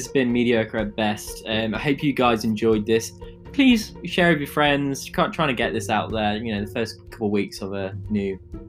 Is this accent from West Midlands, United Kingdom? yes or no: yes; Coventry, West Midlands, United Kingdom; I'm from Coventry.